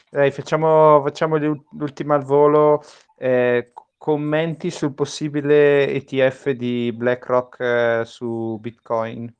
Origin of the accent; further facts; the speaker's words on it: Bergamo, Lombardy, Italy; perché voi due bresciani, io bergamasco.